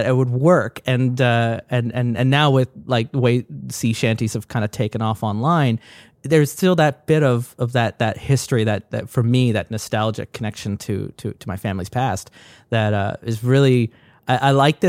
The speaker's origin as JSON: {"language": "English", "country": "Ireland", "tie": "born there", "said": "I mentioned just before we started recording, I was born in Ireland. My family still lives in Ireland"}